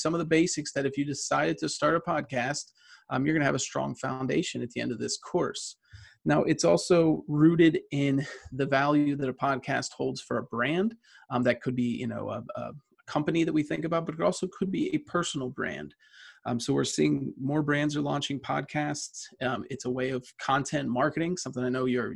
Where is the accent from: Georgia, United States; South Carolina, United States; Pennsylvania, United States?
Pennsylvania, United States; Johnstown; now in State College, United States; I grew up in Western Pennsylvania.